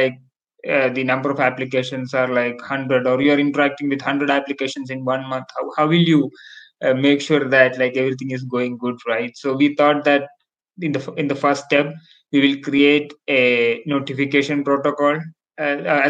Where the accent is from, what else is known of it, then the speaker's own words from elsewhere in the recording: India; I'm from India